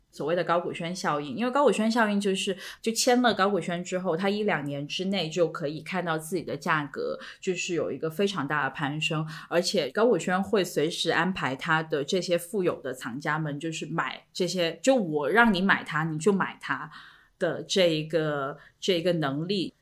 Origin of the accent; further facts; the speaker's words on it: China; 我们中国人